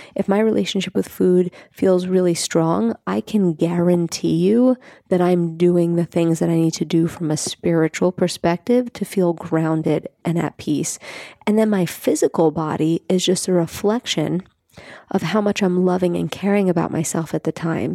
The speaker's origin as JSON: {"language": "English", "town": "New York City", "region": "New York", "country": "United States", "tie": "born or raised there", "said": "I grew up in Staten Island"}